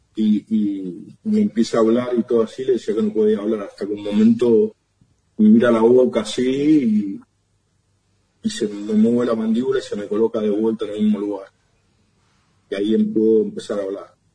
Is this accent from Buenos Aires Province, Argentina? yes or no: yes; Ramos Mejía, Buenos Aires Province, Argentina; moved away as an adult; also born or lived in Barcelona, Spain; De, Buenos Aires, de Ramón Mejía.